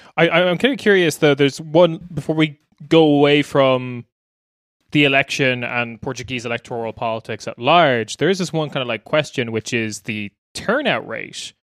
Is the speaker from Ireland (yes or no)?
yes; Ireland; also born or lived in Black Forest, Germany; now in Germany; as an Irish person not living in Ireland